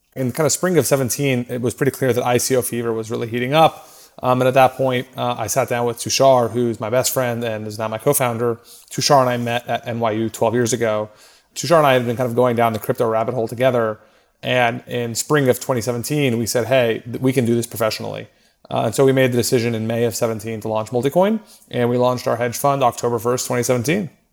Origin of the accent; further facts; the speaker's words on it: Austin, Texas, United States; moved away as an adult; also born or lived in New York; I grew up in Austin.